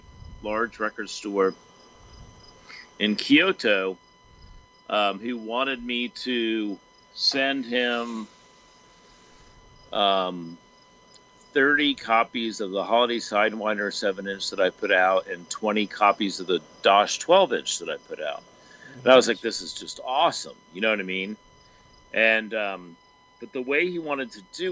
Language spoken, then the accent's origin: English; United States; moved away; also born or lived in Virginia, United States / Louisville, Kentucky, United States; I grew up in Virginia and Louisville